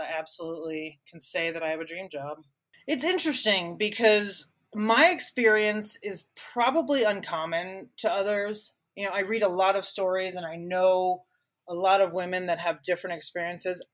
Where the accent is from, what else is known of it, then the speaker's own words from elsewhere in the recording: Miami, Florida, United States; moved away as an adult; now in Denver, United States; I grew up in Miami my parents were original season ticket holders with the Dolphins